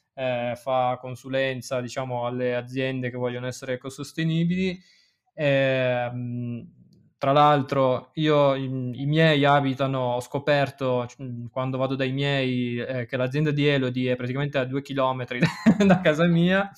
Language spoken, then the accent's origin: Italian; Nizza Monferrato, Piedmont, Italy; sono di Nizza Monferrato